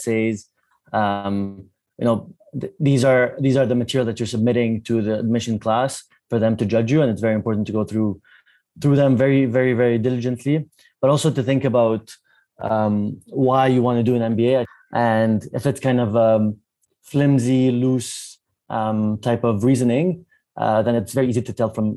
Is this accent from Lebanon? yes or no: yes; Lebanon; moved away; also born or lived in Canada; I'm Lebanese originally, but a bit like Shruti, I worked about 10 years in Canada